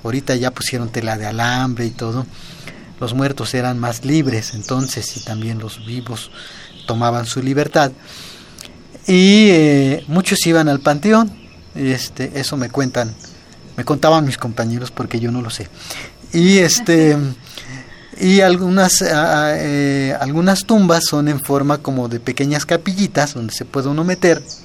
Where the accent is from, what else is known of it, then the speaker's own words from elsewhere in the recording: Ixtepec, Puebla, Mexico; en mi, comunidad, que es en el municipio de Ixtepec